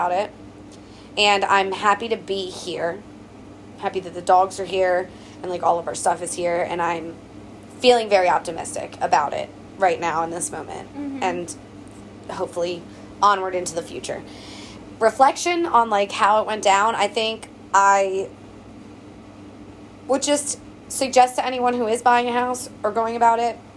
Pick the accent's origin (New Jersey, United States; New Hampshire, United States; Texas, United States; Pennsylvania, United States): Pennsylvania, United States; Coatesville; moved away as an adult; now in Lancaster, United States; from Coatesville, Pennsylvania. I mean, like, yeah. Not that I don't love my hometown